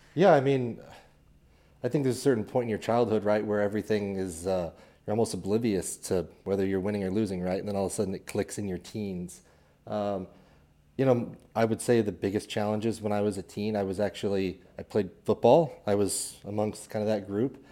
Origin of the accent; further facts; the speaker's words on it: Kearney, Missouri, United States; I'm from Kansas City originally, a little town up north called Kearney. Uh, grew up in a home building family